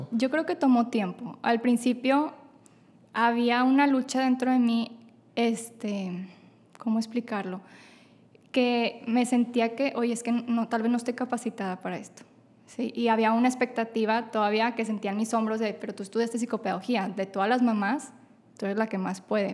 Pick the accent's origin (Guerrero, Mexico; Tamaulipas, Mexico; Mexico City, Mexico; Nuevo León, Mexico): Nuevo León, Mexico; Monterrey; soy de Monterrey, Nuevo León